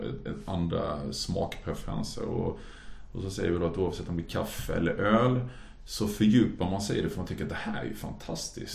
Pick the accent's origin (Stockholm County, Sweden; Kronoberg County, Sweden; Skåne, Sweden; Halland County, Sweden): Halland County, Sweden; Halmstad; moved away; also born or lived in Norway; för då hade jag jobbat på ett café hemma i Halmstad